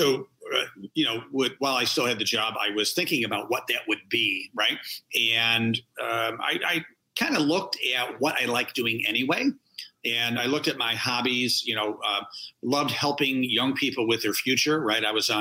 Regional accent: Rochester, New York, United States; all the high schools in Rochester, New York, my hometown

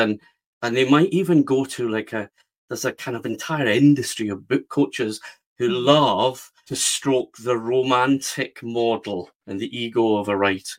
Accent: west of Scotland, United Kingdom; I live near Glasgow in the west of Scotland. And that's where I grew up, in a kind of normal west of Scotland town.

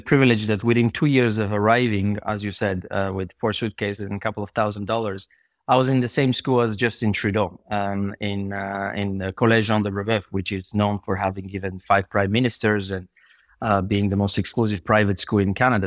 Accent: Bulgaria; moved away; I was born in Bulgaria, uh, in, uh, seventy-six

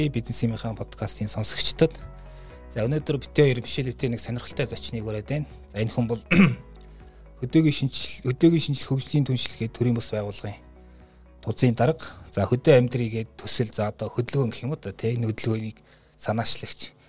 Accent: Mongolia; born there; миний төрсөн нутг Монголын

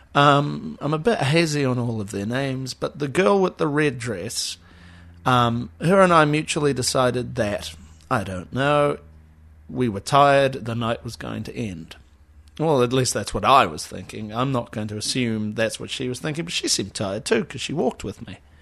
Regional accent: Auckland, New Zealand; I'm from Auckland.

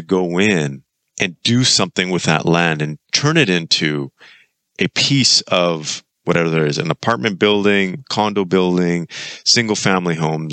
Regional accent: Kelowna, British Columbia, Canada; moved away; I'm actually back in my hometown, Kelowna, British Columbia.

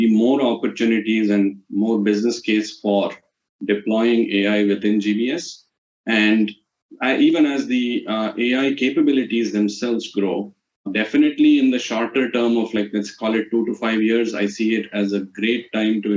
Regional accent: India; as an Indian guy

